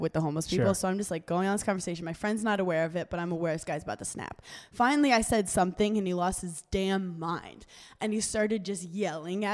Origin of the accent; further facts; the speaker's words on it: New York City, New York, United States; as a New Yorker, I'm hyper aware of people around me.